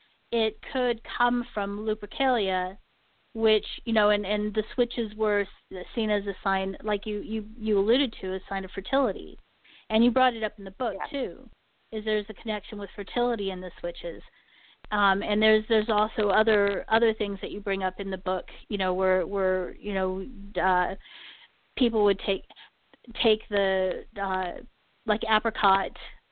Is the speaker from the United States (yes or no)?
no; Germany; I remember bits and pieces of this growing up in Germany, is they would sing to the trees.